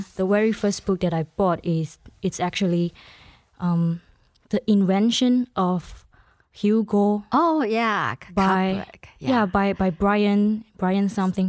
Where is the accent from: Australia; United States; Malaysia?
Malaysia; I come from Malaysia